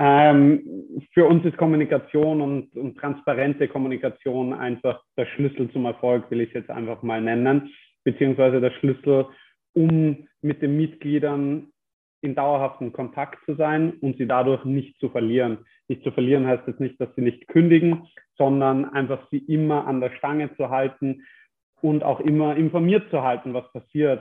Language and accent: German; Germany; now in Austria; als Deutscher